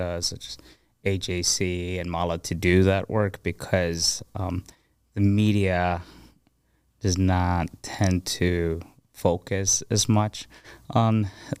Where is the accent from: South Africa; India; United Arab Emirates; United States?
United Arab Emirates; Abu Dhabi; I grew up in Abu Dhabi, in the Emirates, and I grew up with people from over 200 nationalities, you know.